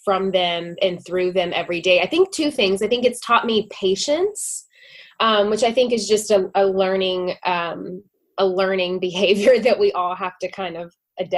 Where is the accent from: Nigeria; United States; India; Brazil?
United States; Nashville, Tennessee; moved away as an adult; now in Los Angeles, United States; I was born and raised in Nashville. And it was amazing. I loved being from there. But yeah, I moved to LA about 5.5 years ago